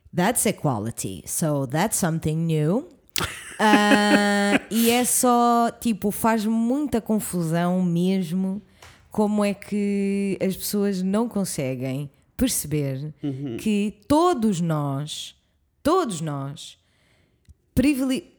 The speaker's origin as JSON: {"language": "Portuguese", "region": "suburbs near Lisbon", "country": "Portugal", "tie": "born or raised there", "said": "minha zona onde eu cresci"}